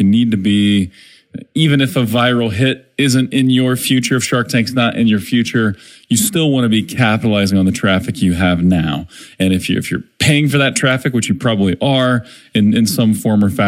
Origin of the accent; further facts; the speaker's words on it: Springfield, Missouri, United States; my hometown, Springfield, Missouri